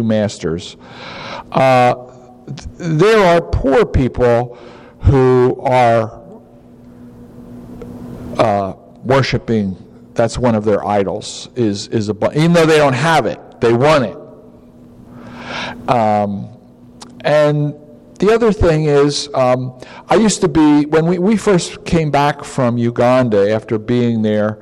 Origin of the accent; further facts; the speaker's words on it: United States; moved away; also born or lived in Africa; I'm an American too